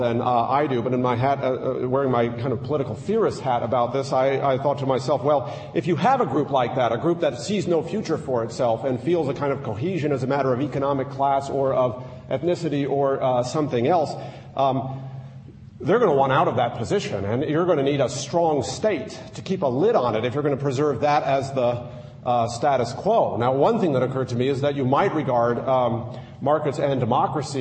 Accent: United States; I'm an American

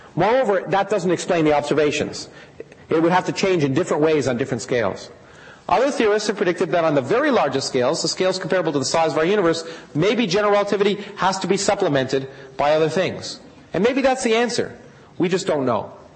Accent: Canada; moved away; I grew up in Canada

